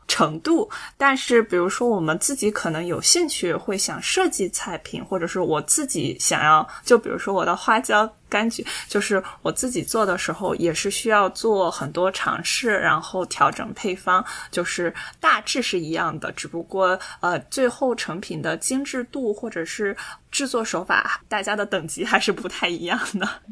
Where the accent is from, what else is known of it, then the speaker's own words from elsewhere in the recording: China; 因为我是中国人嘛